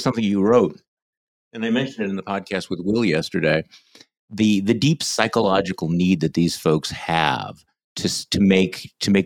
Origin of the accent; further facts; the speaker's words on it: Midwest, United States; I'm a Midwesterner